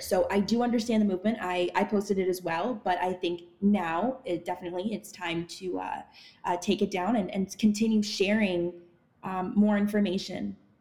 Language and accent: English; Ottawa, Ontario, Canada; now in Toronto, Canada; I was born in Toronto, grew up in Ottawa, and now I live in Toronto again